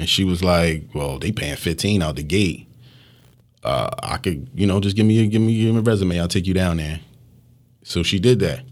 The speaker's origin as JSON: {"language": "English", "town": "Philadelphia", "region": "Pennsylvania", "country": "United States", "said": "I'm mostly from Knightstown and Hunting Park"}